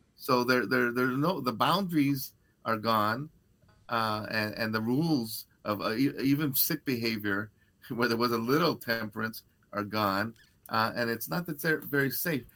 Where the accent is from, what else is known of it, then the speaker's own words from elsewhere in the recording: Los Angeles, California, United States; I grew up in East LA, and the gang house was in the corner